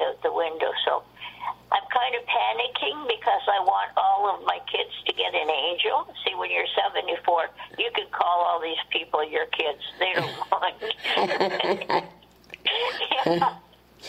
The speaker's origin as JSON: {"language": "English", "town": "Toronto", "region": "Ontario", "country": "Canada", "tie": "born or raised there", "moved": "as an adult", "lives_now": "Peterborough, Canada", "said": "I was born in Toronto."}